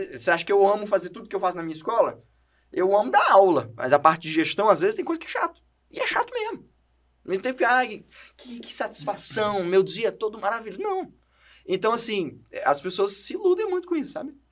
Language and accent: Portuguese; Brazil; first language Portuguese; I'm from Brazil